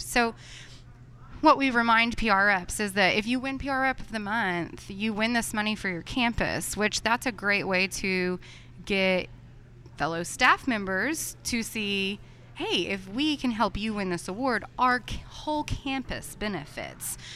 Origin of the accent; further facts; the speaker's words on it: Texas, United States; moved away as an adult; also born or lived in Oklahoma; I'm from Texas